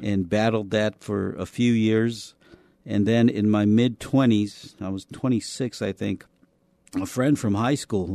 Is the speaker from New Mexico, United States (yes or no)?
yes; Albuquerque, New Mexico, United States; moved away as an adult; also born or lived in El Paso, Texas; now in San Antonio, United States; I was born in El Paso, Texas, but I was actually adopted as a baby and grew up in Albuquerque, New Mexico